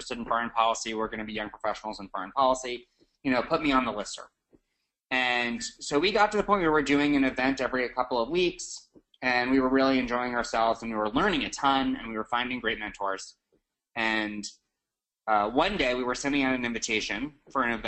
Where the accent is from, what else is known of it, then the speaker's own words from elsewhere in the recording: New York City, New York, United States; I'm from New York City